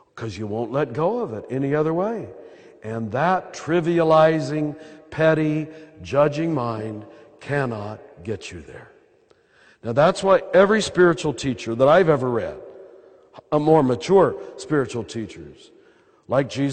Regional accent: United States; accent: American; my American accent

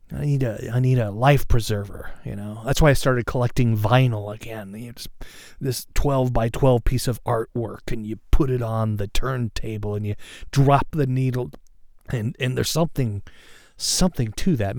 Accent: Seattle, Washington, United States; I'm from, uh, and live in the Seattle area

